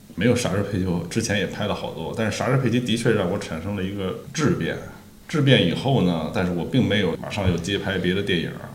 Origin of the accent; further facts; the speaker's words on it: Beijing, China; 我本身也是北京东北